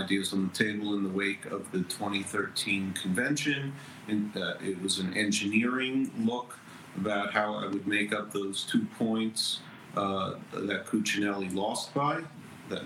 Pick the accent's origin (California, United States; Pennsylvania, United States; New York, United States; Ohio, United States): New York, United States; now in Virginia, United States; I'm originally from New York.